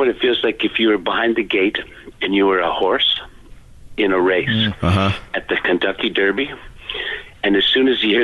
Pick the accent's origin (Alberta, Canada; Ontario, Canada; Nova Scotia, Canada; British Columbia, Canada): British Columbia, Canada; Vancouver; we're from Vancouver.